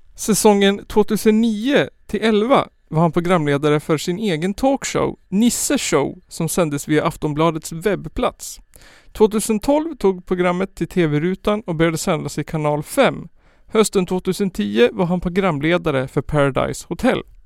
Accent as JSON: {"language": "Swedish", "region": "Skåne", "country": "Sweden", "tie": "born or raised there", "said": "Född den 23 maj 1991 i Hemsödynge i Skåne"}